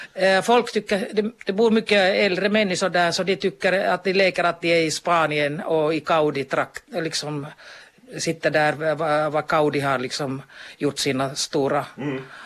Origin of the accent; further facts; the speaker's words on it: Kemi, Lapland, Finland; moved away as an adult; also born or lived in Jyväskylä / Stockholm / Kankaanpää / Kuopio; now in Kuni, Finland; jag är född i Kemi, mina föräldrar är från Jyväskylä